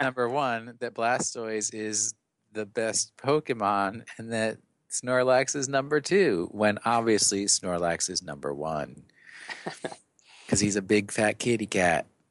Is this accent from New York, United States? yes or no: yes; New York, United States; accent: New York; my New York accent